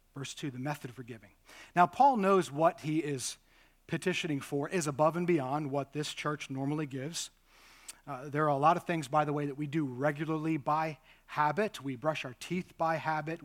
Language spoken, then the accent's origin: English; United States; being modern American Christians